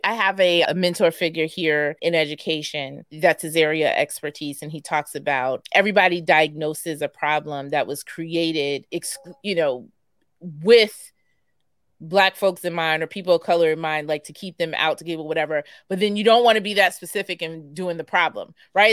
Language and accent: English; New York City, New York, United States; I grew up primarily in Rosedale, which is not too far from Jamaica